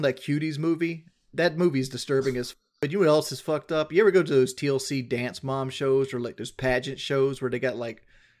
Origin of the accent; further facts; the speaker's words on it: South Carolina, United States; I'm from South Carolina.